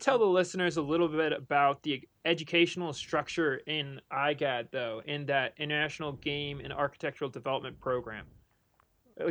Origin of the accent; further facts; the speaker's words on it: United States; also born or lived in Netherlands; as an American